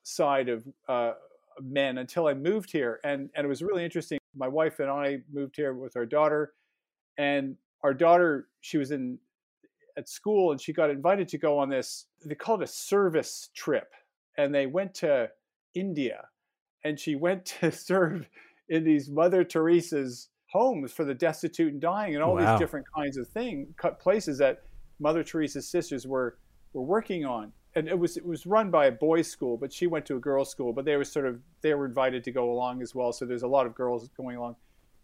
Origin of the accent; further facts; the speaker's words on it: Canada; moved away as an adult; also born or lived in United Kingdom; now in Australia; I come from Canada, and I grew up in a very male family